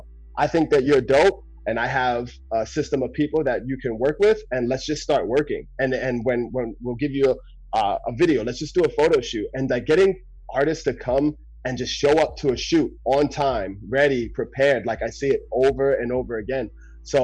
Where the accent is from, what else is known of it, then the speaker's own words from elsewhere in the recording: Jersey City, New Jersey, United States; now in Seattle, United States; I'm originally from Jersey City, New Jersey. I live in Seattle now.